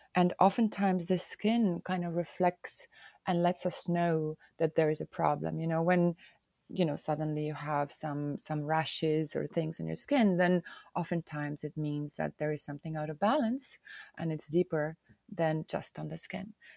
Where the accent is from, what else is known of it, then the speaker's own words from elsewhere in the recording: Hiiumaa, Hiiu County, Estonia; I am from Estonia, more so from the island of Hioma